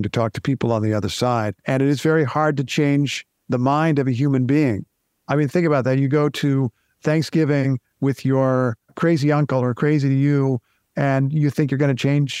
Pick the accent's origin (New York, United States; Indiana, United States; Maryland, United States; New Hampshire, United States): Indiana, United States; I grew up in Indiana